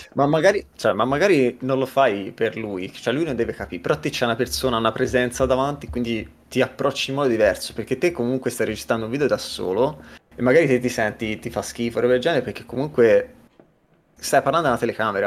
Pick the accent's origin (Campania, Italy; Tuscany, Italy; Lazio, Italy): Tuscany, Italy; Livorno; moved away as an adult; now in Helsinki, Finland; vengo dalla Toscana, Livorno, sono a Helsinki da due anni